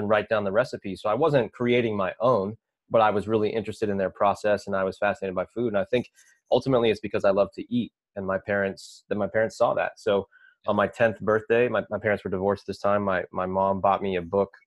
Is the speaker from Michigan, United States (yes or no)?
no; Lexington, Kentucky, United States; moved away; also born or lived in Minneapolis, Minnesota; I grew up in Lexington, Kentucky